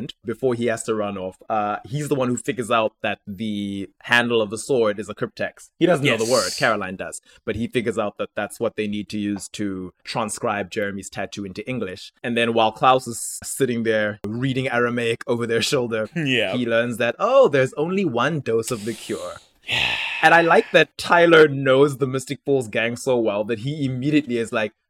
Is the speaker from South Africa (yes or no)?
yes; South Africa; I'm South African.